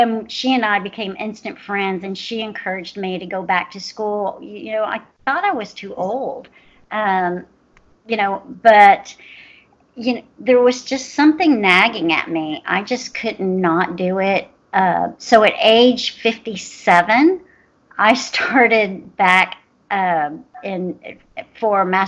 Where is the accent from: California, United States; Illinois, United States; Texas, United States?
Texas, United States; Houston; I'm from Houston, Texas, and my office is based here